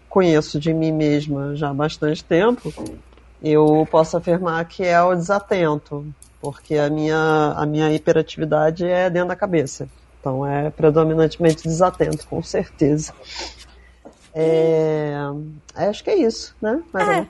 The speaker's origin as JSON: {"language": "Portuguese", "region": "Rio de Janeiro", "country": "Brazil", "moved": "yes", "lives_now": "São Paulo, Brazil", "said": "eu vim do Rio de Janeiro, mas eu fugi do calor e vim para São Paulo, e eu tô morando aqui desde junho"}